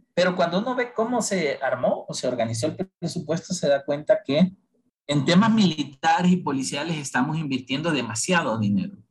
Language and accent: Spanish; Honduras; los hondureños somos una mezcla de todo